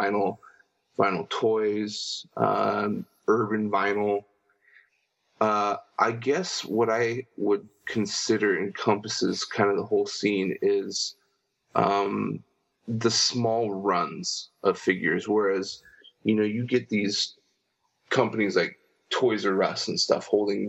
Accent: San Diego, California, United States; been born and raised in San Diego, California my whole life

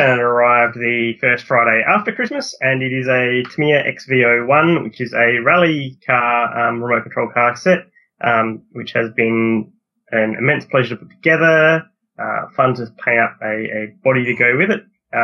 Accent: South Australia, Australia; I'm from South Australia.

